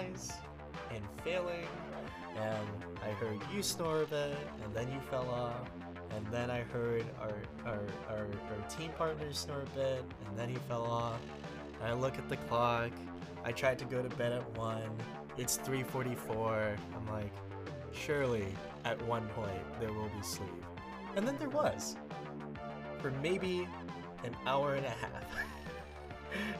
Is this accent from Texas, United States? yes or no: yes; Houston, Texas, United States; moved away as an adult; now in Dallas, United States; So I live in Dallas right now, obviously. I grew up in Houston.